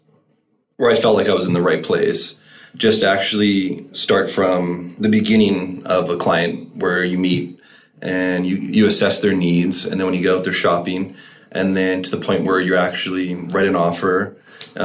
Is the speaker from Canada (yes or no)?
yes; Camrose, Alberta, Canada; now in Edmonton, Canada; I'm originally from Camrose, and I've lived in Edmonton, I think, for 12, 13 years now.